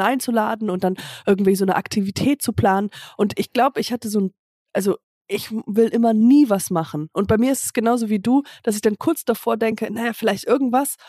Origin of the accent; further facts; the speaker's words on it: Höhr-Grenzhausen, Rhineland-Palatinate, Germany; moved away; bei meinem Vater, in Hörkranzhausen, also ähm, in der, im, im Dorf, wo ich herkomme